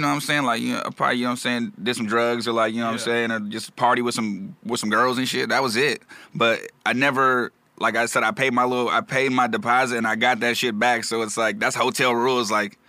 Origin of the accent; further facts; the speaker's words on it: Carson, California, United States; also born or lived in Riverside, California / Orange County, California; Nah, I grew up in Carson.